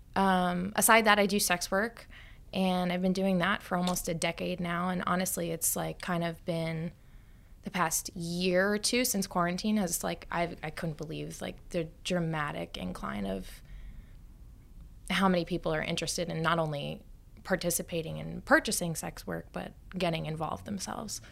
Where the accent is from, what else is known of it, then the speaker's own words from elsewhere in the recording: Long Island, New York, United States; I grew up on Long Island